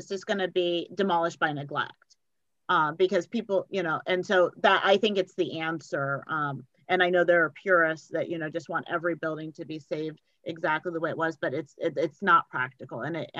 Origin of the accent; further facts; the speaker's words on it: Colorado, United States; moved away; also born or lived in East Coast; I was born in Colorado, and moving to the East Coast